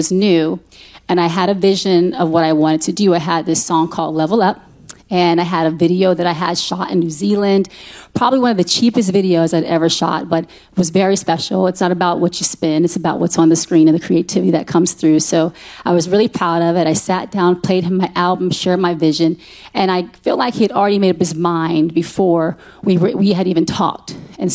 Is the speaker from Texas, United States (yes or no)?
yes; Fort Hood, Texas, United States; born there; the facts online say I'm from Austin. I was born in Fort Hood, Texas, actually, and I'm a military baby, so that's why I was born.